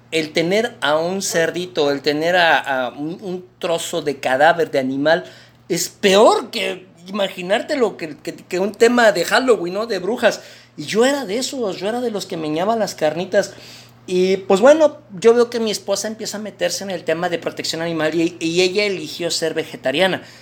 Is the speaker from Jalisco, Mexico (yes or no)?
no; Mexico City, Mexico; now in Monterrey, Mexico; fíjate que yo soy oriundo de la Ciudad de México.